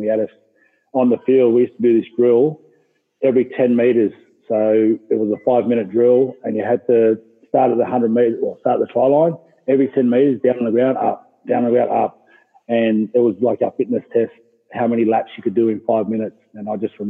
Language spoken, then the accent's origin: English; Granville, New South Wales, Australia; we grew up in Granville, Duck Creek there.